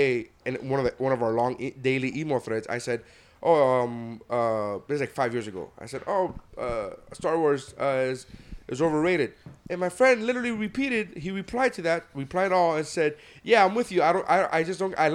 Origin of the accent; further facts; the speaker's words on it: New Jersey, United States; growing up in Jersey